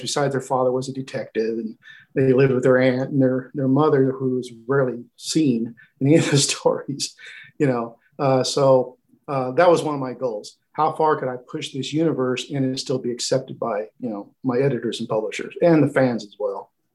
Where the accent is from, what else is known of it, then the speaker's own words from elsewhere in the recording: Oklahoma, United States; my home state of Oklahoma